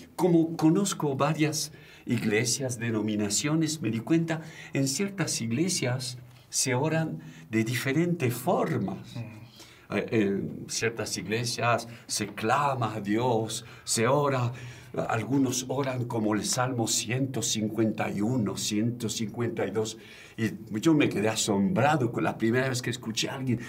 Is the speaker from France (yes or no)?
yes; France; moved away; vengo de Francia